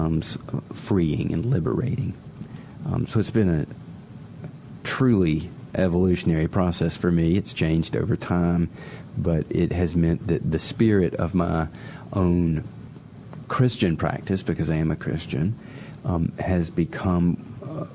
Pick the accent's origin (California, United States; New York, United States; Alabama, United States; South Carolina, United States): South Carolina, United States; I grew up in South Carolina